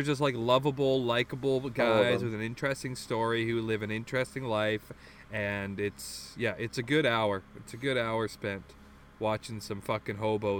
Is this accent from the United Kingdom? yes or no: no; Toronto, Ontario, Canada; accent: Newfie drawl; I grew up with a bunch of Newfies, so I think I have a bit of a drawl, but, like, whatever, I'm Canadian. You know, I'm from Toronto